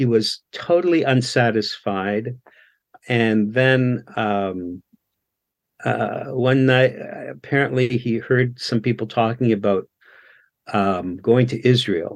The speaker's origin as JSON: {"language": "English", "country": "Canada", "tie": "born or raised there", "said": "I was born here in Canada."}